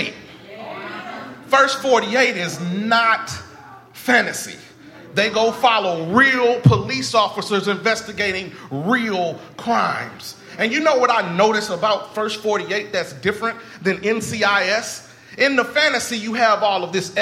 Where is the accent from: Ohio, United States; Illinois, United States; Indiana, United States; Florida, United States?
Indiana, United States; Indianapolis; the church that I grew up in Light of the World Christian Church in Indianapolis, Indiana